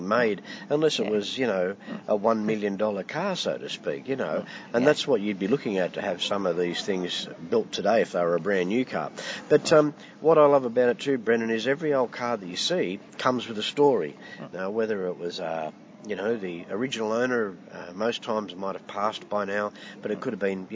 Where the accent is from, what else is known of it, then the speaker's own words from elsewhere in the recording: Sydney, New South Wales, Australia; I'm from Aussie